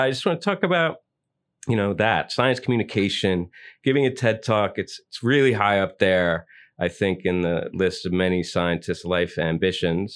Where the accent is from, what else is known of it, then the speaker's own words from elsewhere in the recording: New York, United States; are you a born New Yorker like me?